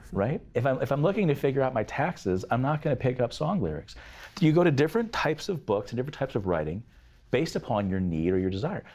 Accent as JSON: {"language": "English", "region": "Arizona", "country": "United States", "said": "I'm from Arizona"}